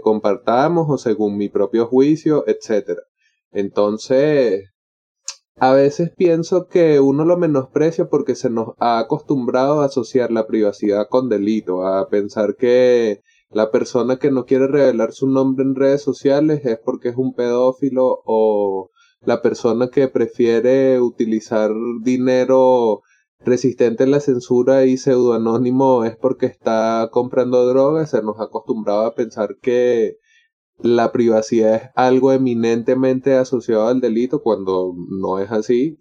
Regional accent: Venezuela; sé que formo parte de Venezuela, sé que soy latinoamericano

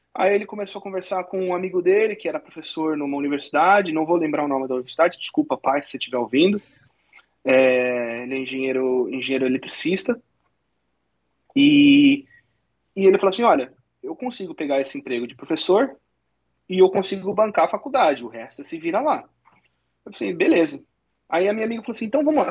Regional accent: Santo André, São Paulo, Brazil; also born or lived in Nebraska, United States; now in Michigan, United States; eu sou de Santo André, estado de São Paulo

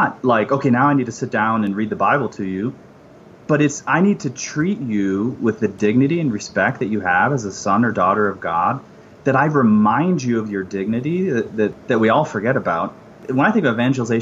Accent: Phoenix, Arizona, United States; I grew up in the Phoenix area

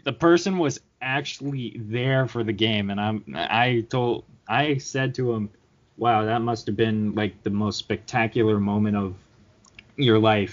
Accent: Canada; I'm Canadian.

